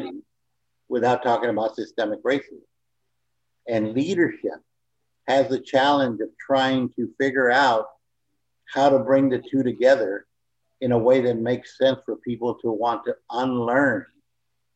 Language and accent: English; San Antonio, Texas, United States; moved away; also born or lived in California; I basically was born and raised in San Antonio, Texas